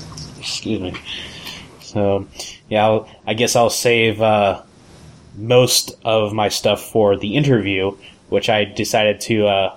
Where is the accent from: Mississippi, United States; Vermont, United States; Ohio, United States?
Ohio, United States; I have red hair. I'm left-handed. I'm from Ohio.